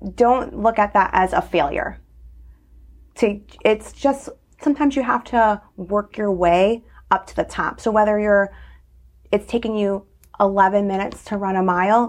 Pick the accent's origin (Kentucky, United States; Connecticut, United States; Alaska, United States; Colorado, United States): Connecticut, United States; Naugatuck; I grew up in Naugatuck